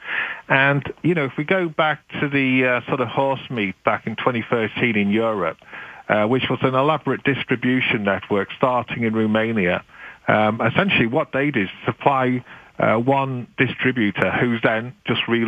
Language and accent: English; United Kingdom; now in Canada; being British